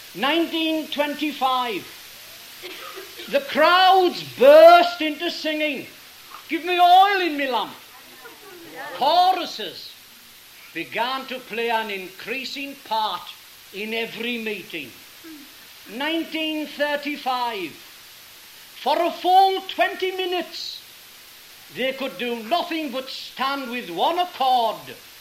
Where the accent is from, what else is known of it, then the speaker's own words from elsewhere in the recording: Sunderland, North East England, United Kingdom; That's my hometown.